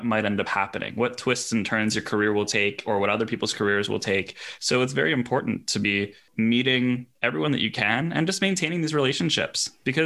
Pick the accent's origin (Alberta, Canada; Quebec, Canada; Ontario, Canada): Quebec, Canada; Montreal; moved away as an adult; also born or lived in United Kingdom / New York; I'm from Montreal